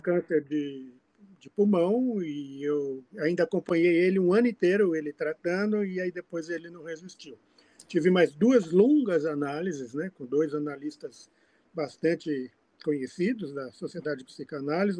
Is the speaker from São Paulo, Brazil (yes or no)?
yes; São Paulo, Brazil; born or raised there; also born or lived in Fortaleza, Ceará, Brazil